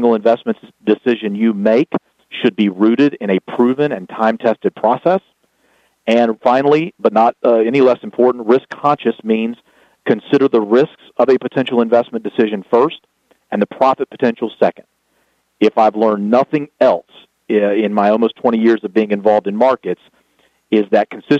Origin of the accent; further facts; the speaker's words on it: the South, United States; accent: Southern; my Southern accent